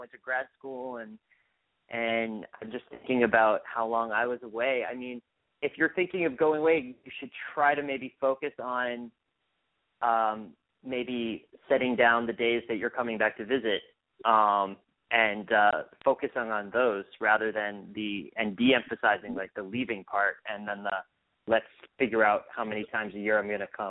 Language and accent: English; Massachusetts, United States; I'm from Massachusetts too